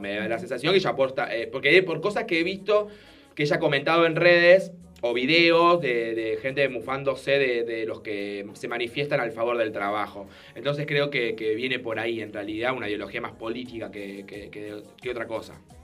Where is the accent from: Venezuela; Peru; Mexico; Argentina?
Argentina; yo soy argentino